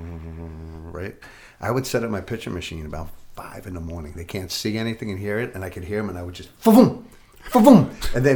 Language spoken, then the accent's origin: English; Patchogue, New York, United States; I was in the biggest house in Patchogue